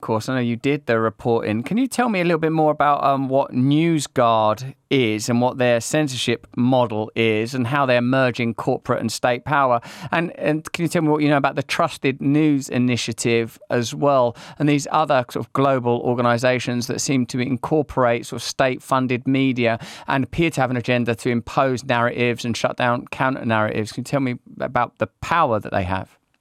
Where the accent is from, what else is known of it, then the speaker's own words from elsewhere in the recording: United Kingdom; being British